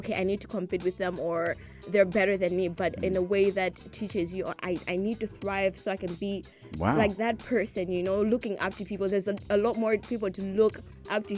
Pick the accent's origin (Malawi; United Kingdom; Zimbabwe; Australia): Malawi; growing up in Malawi, my childhood